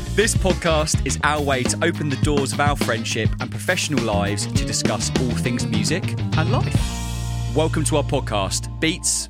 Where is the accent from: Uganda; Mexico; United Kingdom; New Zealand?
United Kingdom; Margate, South East England; moved away as an adult; also born or lived in London; now in Margate, United Kingdom; I moved out of London and I moved back to, to my hometown, Margate